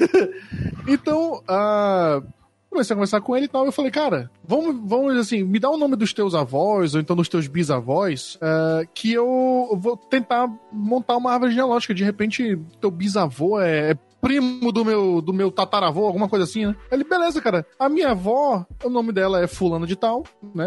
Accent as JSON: {"language": "Portuguese", "town": "Manaus", "region": "Amazonas", "country": "Brazil", "tie": "born or raised there", "said": "eu sou natural aqui de Manaus, nasci aqui"}